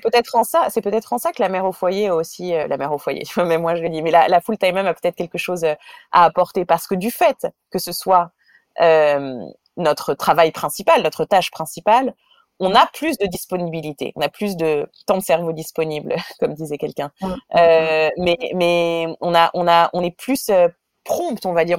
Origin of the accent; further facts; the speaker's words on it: France; moved away as an adult; also born or lived in Israel; now in New York, United States; j'ai un mari israélien, que je suis française, qu'on vit à New York